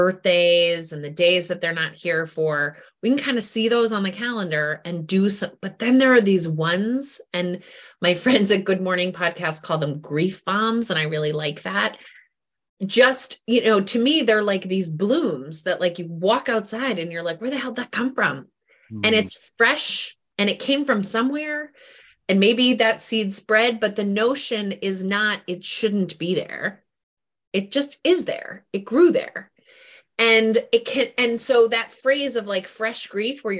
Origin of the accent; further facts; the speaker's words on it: New England, United States; now in Washington, D.C., United States; I grew up in New England